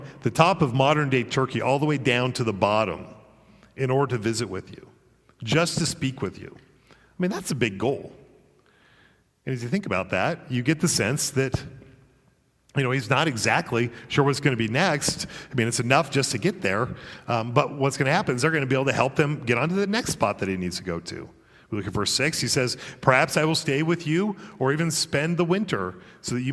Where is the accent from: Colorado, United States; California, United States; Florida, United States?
Colorado, United States; now in Virginia, United States; I'm from Colorado originally